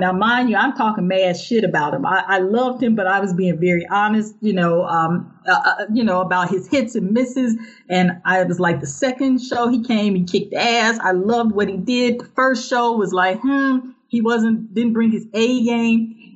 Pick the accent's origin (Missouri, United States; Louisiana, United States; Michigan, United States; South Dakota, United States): Missouri, United States; St. Louis; I'm from St. Louis, and that is where I was mentored by the late great George E. Curry.